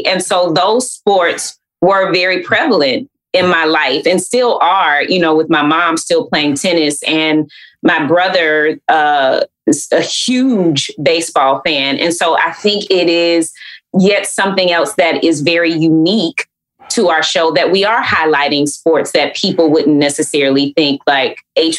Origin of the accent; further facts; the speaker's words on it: Atlanta, Georgia, United States; growing up in Atlanta is hot.